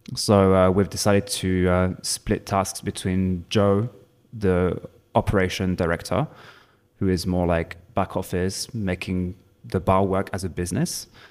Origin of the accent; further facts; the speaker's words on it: Provence-Alpes-Côte d'Azur, France; English is a second language; moved away as an adult; also born or lived in Hertfordshire, England; now in Berlin, Germany; I'm originally from France, south of France, Provence.